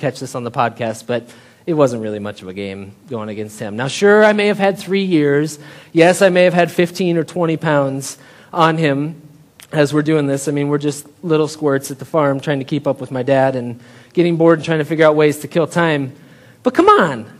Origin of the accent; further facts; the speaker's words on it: Story City, Iowa, United States; I grew up in Story City, Iowa, just like an hour north of here